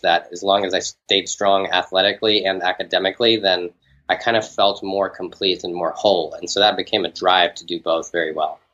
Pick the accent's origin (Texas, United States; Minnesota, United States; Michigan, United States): Texas, United States; Houston; I grew up in an outside part of Houston, like a suburb. It was called uh, Bear Creek